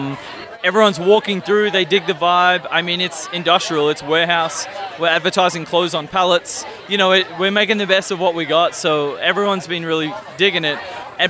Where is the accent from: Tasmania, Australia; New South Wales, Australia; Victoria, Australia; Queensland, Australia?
Victoria, Australia; Melbourne; moved away as an adult; now in St. Louis, United States; So originally from Melbourne, Australia. Long story short, I was an exchange student back in 2006 at Drury in Springfield, Missouri.